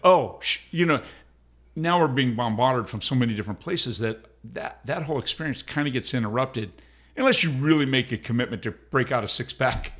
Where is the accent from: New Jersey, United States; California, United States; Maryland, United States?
California, United States; Palm Springs; I was born in Palm Springs